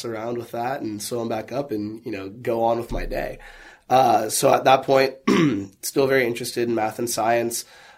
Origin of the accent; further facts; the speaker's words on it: Skokie, Illinois, United States; I was born and raised in Skokie. My family is all immigrants, but they came from the Chicago downtown area, Logan Square.